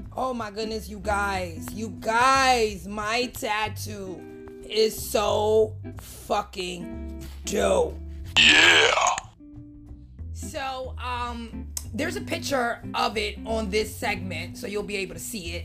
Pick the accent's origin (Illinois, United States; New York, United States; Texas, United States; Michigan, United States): New York, United States; New York City; I'm from New York City.